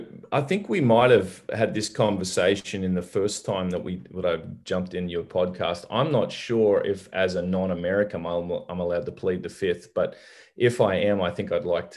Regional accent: Australia; moved away as an adult; also born or lived in Canada; now in Dallas, United States; I grew up in Australia, but my parents are actually Canadian. And, so when I was 18 years old, I moved back to Canada, to where my parents were from.

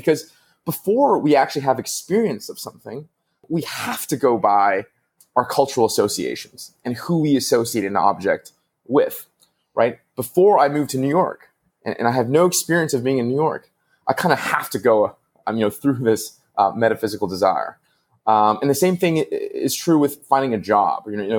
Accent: Vancouver, British Columbia, Canada; I grew up in Vancouver, and the wealthiest part of it was called, you know, West Vancouver.

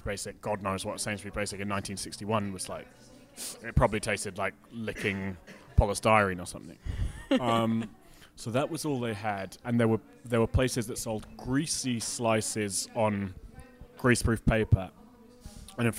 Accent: Scotland, United Kingdom; I'm Scottish.

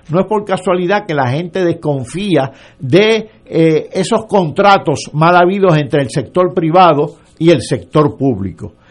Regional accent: Yauco, Puerto Rico; yo soy de Yauco

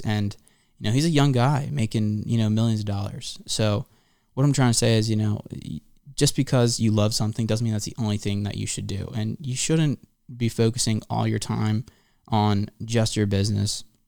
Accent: Philadelphia suburbs, Pennsylvania, United States; also born or lived in Santa Barbara, California; now in Hollywood, United States; I'm a kid from the Philly suburbs

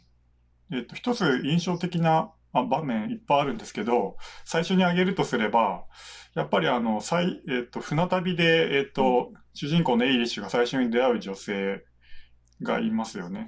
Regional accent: Tokyo, Japan; 私あの東京で生まれて、えっ、ー、と、学校、大学まで全部東京行って

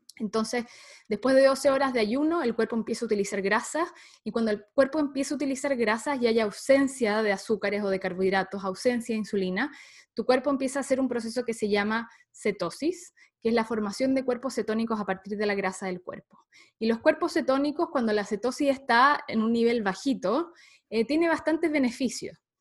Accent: Santiago, Santiago Metropolitan Region, Chile; soy chilena, em, nací en Santiago de Chile.

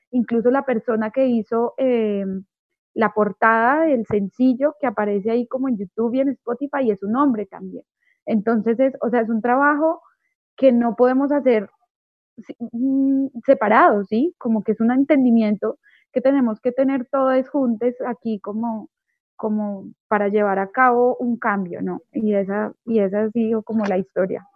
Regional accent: Manizales, Caldas, Colombia; also born or lived in Mexico City, Mexico; now in Bogotá, Colombia; Yo soy de Manizales, que es una ciudad pequeñita

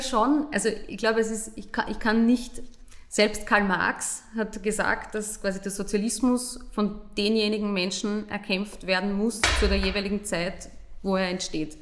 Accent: Burgenland, Austria; ich komme aus dem Burgenland

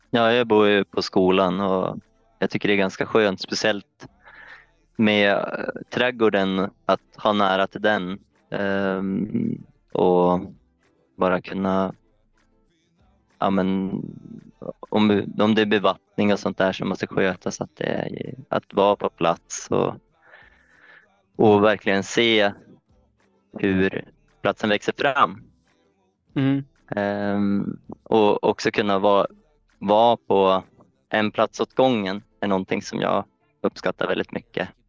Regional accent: Östersund, Jämtland, Sweden; moved away as an adult; now in Öland, Sweden; jag kommer från Östersund från början och jag har väl egentligen bott där i hela mitt liv

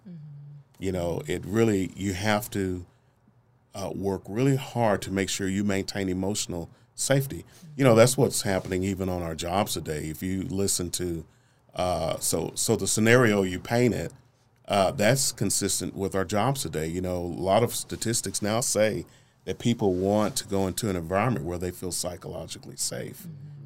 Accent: Oklahoma City, Oklahoma, United States; I'm from Northeast Oklahoma City, born and raised. Uh, I was born in North Creston Hills

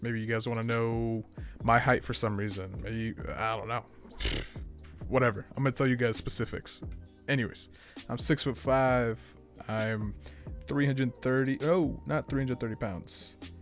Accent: Boston, Massachusetts, United States; I grew up in Boston, Massachusetts

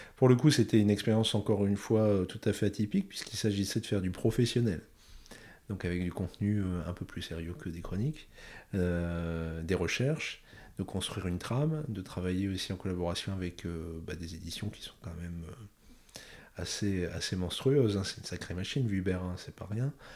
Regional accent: northern France, France; moved away as an adult; je suis retourné euh, chez moi dans le Grand Nord de la France, chez mes parents.

